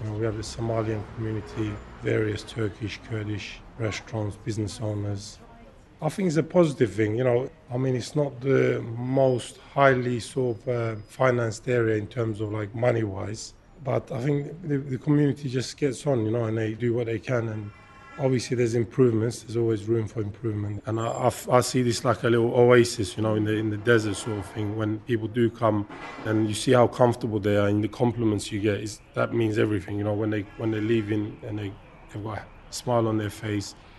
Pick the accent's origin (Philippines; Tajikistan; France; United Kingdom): United Kingdom; London; also born or lived in Turkey; I grew up in Hackney